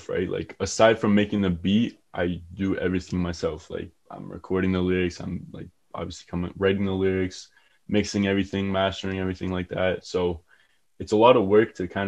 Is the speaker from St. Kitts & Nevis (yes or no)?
no; Kitchener, Ontario, Canada; I'm from Kitchener, Ontario